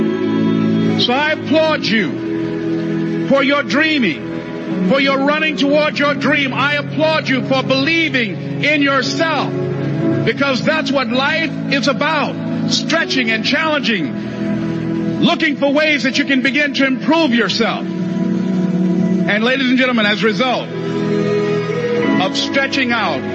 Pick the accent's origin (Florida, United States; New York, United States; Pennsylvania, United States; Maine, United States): Florida, United States; Miami; I was born in Miami, Florida, in an area called Liberty City